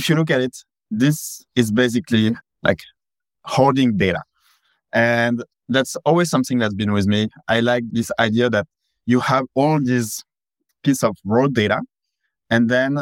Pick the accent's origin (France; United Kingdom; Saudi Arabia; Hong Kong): France; moved away as an adult; now in San Francisco, United States; Originally, I come from France, but yeah, I think at that point of my life, after living here for almost 12, 13 years, yeah, I can call San Francisco my home